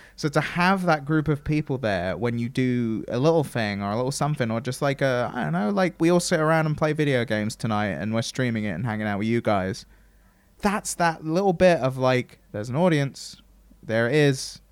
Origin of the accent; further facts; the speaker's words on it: England, United Kingdom; I'm English